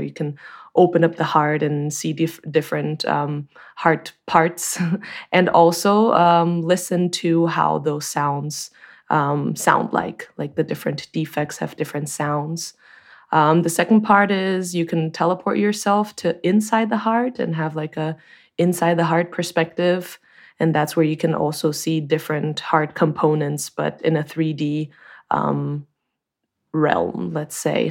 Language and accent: English; Brazil; moved away as an adult; also born or lived in Chico, California, United States; now in Germany; I'm originally from Brazil, but I've been living in Germany for a while